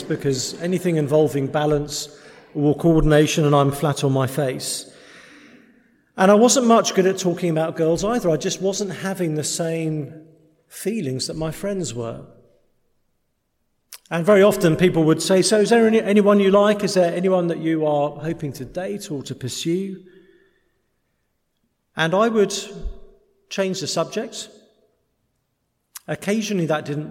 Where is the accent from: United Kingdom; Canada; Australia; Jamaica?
United Kingdom; England; We're English